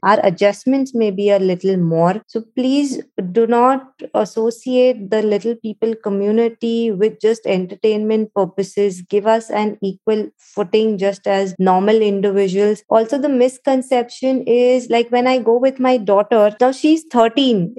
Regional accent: Mumbai, Maharashtra, India; moved away as an adult; now in United Arab Emirates; I was born in Mumbai, India, to a wonderful family

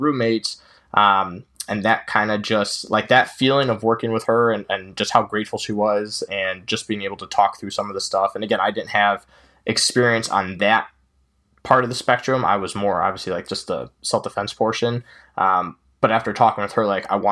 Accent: Chicago suburbs, Illinois, United States; I'm from the Chicago suburbs.

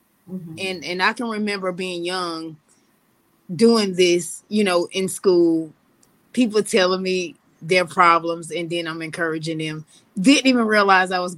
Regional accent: Loris, South Carolina, United States; I'm South Carolina born and raised

